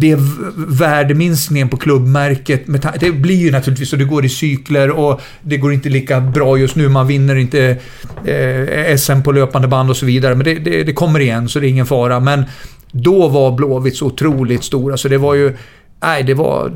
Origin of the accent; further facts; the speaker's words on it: Västerås, Västmanland, Sweden; moved away as an adult; also born or lived in Gothenburg / Leicester; jag kommer från Västerås, arbetargrabb.